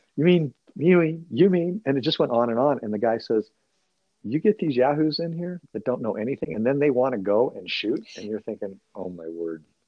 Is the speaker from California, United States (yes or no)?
yes; California, United States; being a Californian